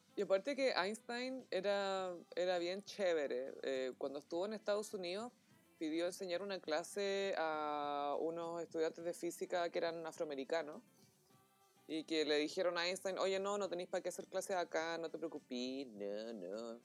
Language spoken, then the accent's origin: Spanish; Chile